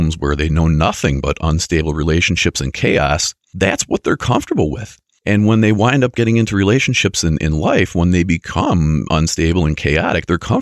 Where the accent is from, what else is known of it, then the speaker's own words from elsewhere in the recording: Scranton, Pennsylvania, United States; Scranton. NEPA.